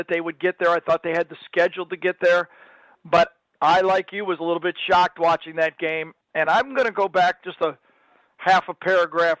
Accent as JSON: {"language": "English", "region": "Michigan", "country": "United States", "tie": "born or raised there", "said": "I grew up in Michigan"}